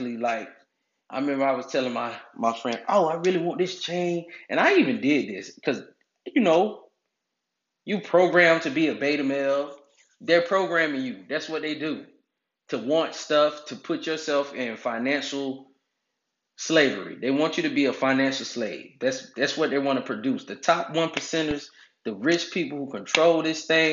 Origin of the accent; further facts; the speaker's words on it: United States; growing up in America